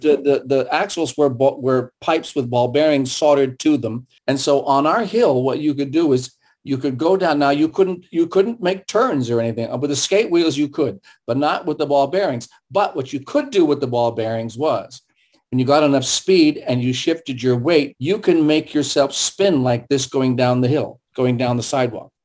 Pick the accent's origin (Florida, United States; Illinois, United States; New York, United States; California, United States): California, United States; San Francisco; first language German and Russian; English is a second language; I grew up in San Francisco, so we lived on a hill